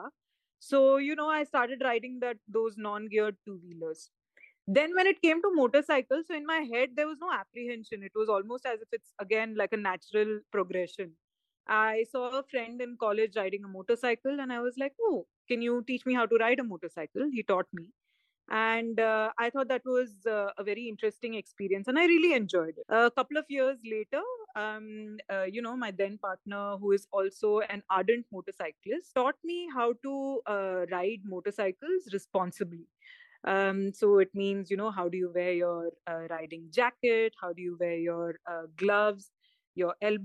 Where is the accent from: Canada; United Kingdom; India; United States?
India; Vadodara, Gujarat; moved away as an adult; also born or lived in Chennai / Pune / Bangalore / Mumbai; now in Sierra Leone; I was born and raised in Vadodara, Gujarat, which is where I finished my schooling K through 12.